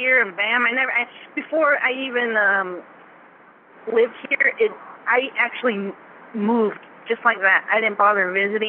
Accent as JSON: {"language": "English", "town": "Denver", "region": "Colorado", "country": "United States", "also_born_or_lived": "Arizona / Utah / New Mexico / Virginia", "lives_now": "New York, United States", "said": "And I graduated high school. And then from there, I mean, I'm from Colorado, from Denver, Colorado. And I've lived, like, Utah, New Mexico. I even lived in Virginia for a while with my sister."}